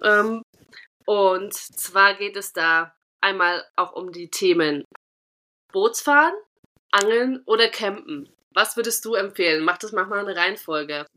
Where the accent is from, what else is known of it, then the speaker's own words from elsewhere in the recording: Thuringia, Germany; accent: Thuringian; moved away; Ich, ich lebe schon zu lange nicht mehr in Thüringen